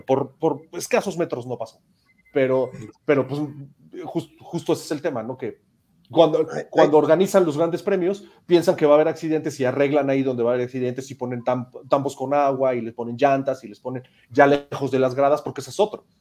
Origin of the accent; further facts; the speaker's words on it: Mexico; como mexicano